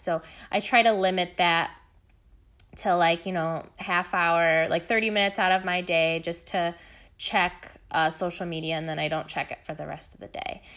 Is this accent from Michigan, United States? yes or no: yes; Michigan, United States; Michigan, my home state